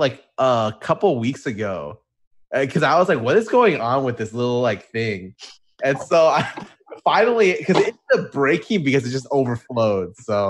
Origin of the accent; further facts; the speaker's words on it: United States; I was born in the States.